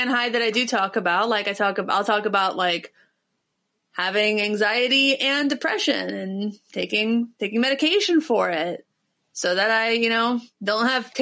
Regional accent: Ohio, United States; I'm from Ohio

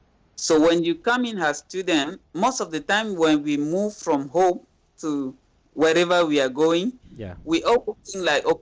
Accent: Cameroon; now in Kuala Lumpur, Malaysia; here in KL, I will hang out with Cameroonians, with other Cameroonians.

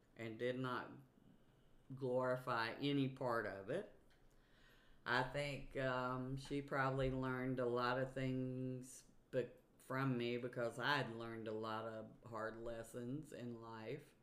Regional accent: Virginia, United States; moved away; also born or lived in Louisiana; growing up in Virginia

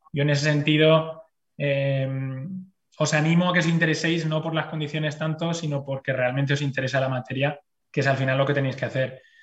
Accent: Spain; moved away as an adult; now in Brussels, Belgium; la gente que venimos de España

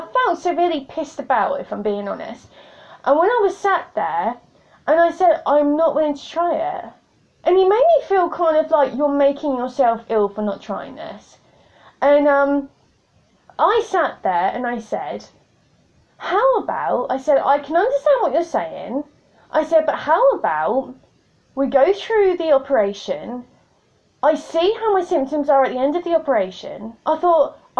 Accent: United Kingdom; I'm British

